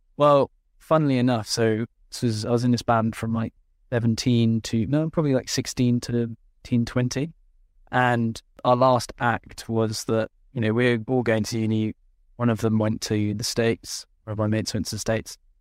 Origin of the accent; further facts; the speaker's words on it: Luxembourg; I grew up in Luxembourg